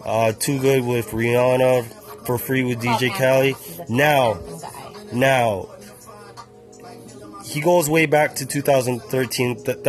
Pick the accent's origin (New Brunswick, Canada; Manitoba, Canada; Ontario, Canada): Ontario, Canada; Toronto; Since we're from Toronto